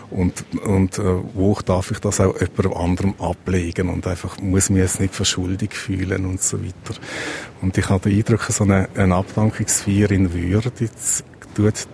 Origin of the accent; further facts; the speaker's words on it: Switzerland; weil ich auch relativ reich bin, als Schweizer oder als Schweizerin